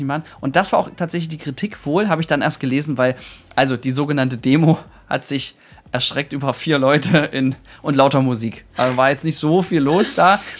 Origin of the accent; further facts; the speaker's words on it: Thuringia, Germany; ich komme jetzt auch aus Thüringen